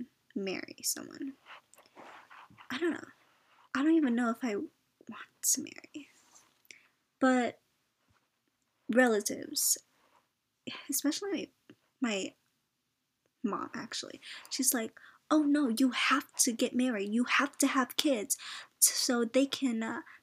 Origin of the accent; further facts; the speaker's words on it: United States; I was born in the States